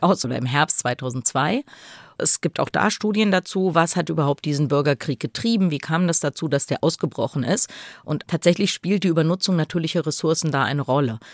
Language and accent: German; Germany; wir sind Deutsche, wir wollen nur nach Hause.